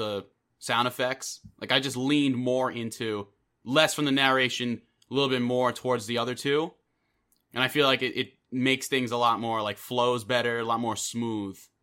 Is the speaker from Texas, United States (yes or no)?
no; New York, United States; I am from New York